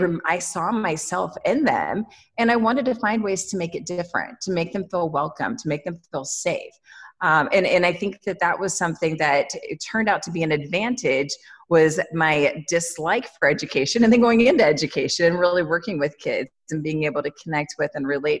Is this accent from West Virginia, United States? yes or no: yes; West Virginia, United States; I grew up in West Virginia